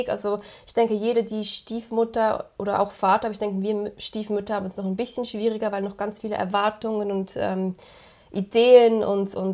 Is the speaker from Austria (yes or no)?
no; Switzerland; accent: Swiss; now in Netherlands; ich bin aus der Schweiz, wie man so gut hören kann mit meinem Akzent. äh, ich lebe jetzt seit diesen drei Jahren, nee, doch drei Jahren sind es schon wieder, in den Niederlanden